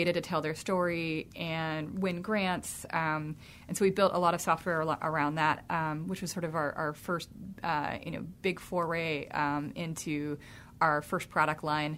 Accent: Jonesboro, Georgia, United States; moved away as an adult; now in Pittsburgh, United States; I was born in the Deep South in Jonesboro, Georgia

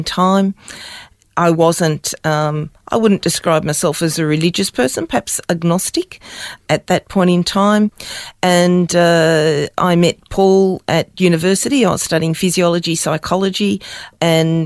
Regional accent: Melbourne, Victoria, Australia; also born or lived in Norway; I grew up in Melbourne.

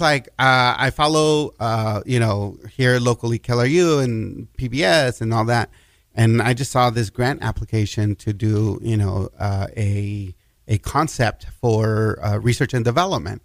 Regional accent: El Paso, Texas, United States; it's also my hometown

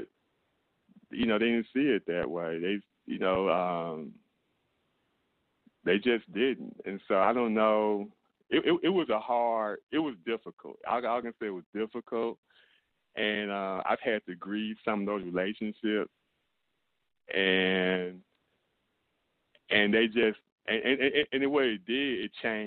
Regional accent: St. Louis, Missouri, United States; also born or lived in Mississippi; I was born in Mississippi and I was raised in St. Louis, Missouri

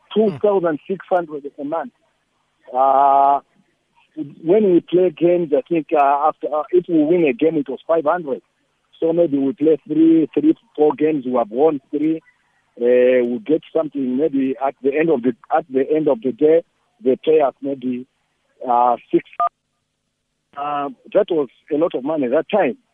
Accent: Malawi; moved away as an adult; also born or lived in South Africa; I was a foreigner. I was, I was coming from Malawi

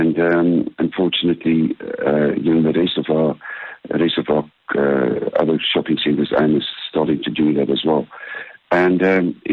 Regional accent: Bushbuckridge, Mpumalanga, South Africa; I grew up in Bushbuck Ridge

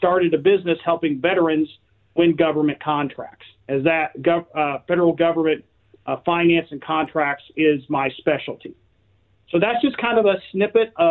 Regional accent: Oklahoma, United States; moved away as an adult; also born or lived in Syracuse, New York; now in New York, United States; I was born and then raised in a small town in Oklahoma, and I was raised on a dairy farm

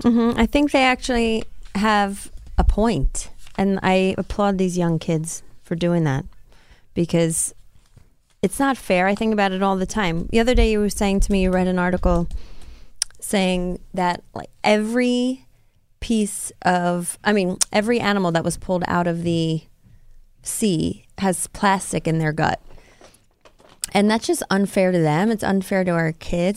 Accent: Rockland County, New York, United States; my hometown, um, you know, Rockland County where I grew up

